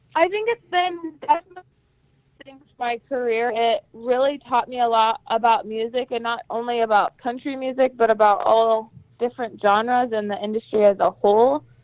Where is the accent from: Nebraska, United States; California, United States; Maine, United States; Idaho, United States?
Idaho, United States; Jerome; I was born and raised in Jerome, Idaho, and I grew up on a dairy farm